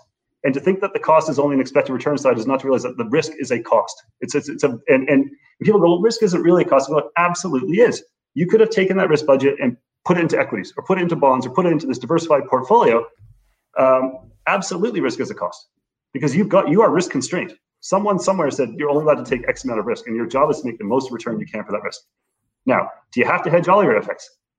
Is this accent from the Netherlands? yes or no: no; Canada; I would say very much as a Canadian investor, you should be super aware of your currency exposures.